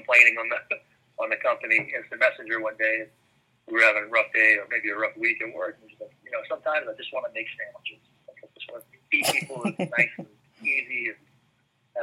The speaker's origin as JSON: {"language": "English", "region": "South Louisiana", "country": "United States", "tie": "born or raised there", "also_born_or_lived": "New York City / London", "moved": "as an adult", "said": "growing up in South Louisiana, food is just a huge part of the way that we live"}